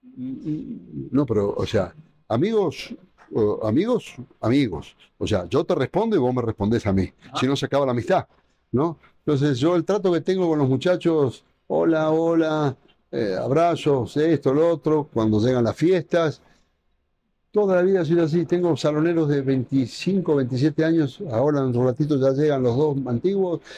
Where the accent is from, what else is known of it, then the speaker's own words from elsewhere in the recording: Argentina; moved away as an adult; now in Quito, Ecuador; Yo soy este, amante del fútbol, como la gran mayoría de los argentinos